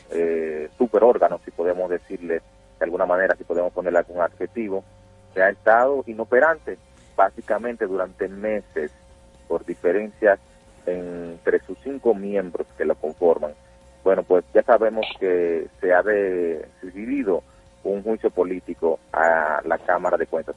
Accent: Dominican Republic; nosotros como dominicanos

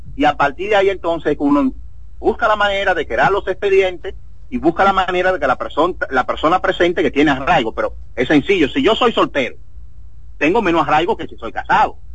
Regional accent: Dominican Republic; soy dominicano

